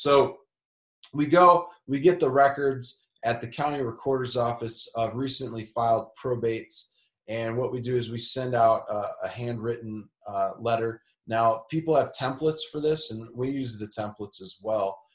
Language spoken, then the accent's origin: English; Elgin, Illinois, United States; now in Indianapolis, United States; I'm from a suburb, northwest suburbs. I'm from Elgin